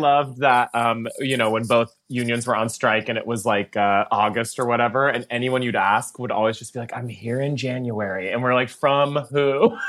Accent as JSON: {"language": "English", "region": "Texas", "country": "United States", "tie": "born or raised there", "moved": "yes", "said": "You were not allowed to scream that in Texas in third grade."}